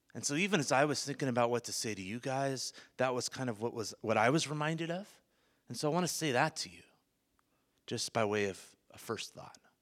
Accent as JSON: {"language": "English", "area": "Bay Area", "region": "California", "country": "United States", "tie": "born or raised there", "moved": "yes", "lives_now": "South Africa", "said": "born and raised in the Bay Area"}